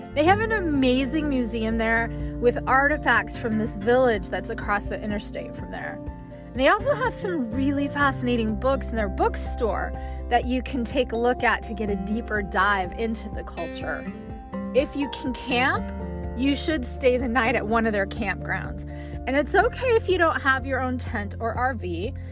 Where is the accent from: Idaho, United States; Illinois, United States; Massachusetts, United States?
Idaho, United States; northern; moved away; also born or lived in Phoenix; When I moved to Phoenix after growing up in northern Idaho